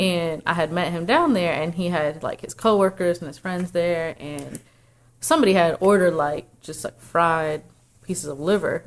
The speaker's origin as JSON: {"language": "English", "area": "right outside New Orleans", "region": "Louisiana", "country": "United States", "tie": "born or raised there", "said": "I grew up right outside New Orleans, like an hour away."}